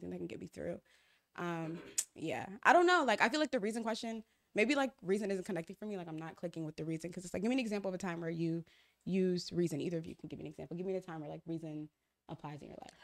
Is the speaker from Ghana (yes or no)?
yes; Ghana; moved away; I'm from Ghana, so my mom left to Ghana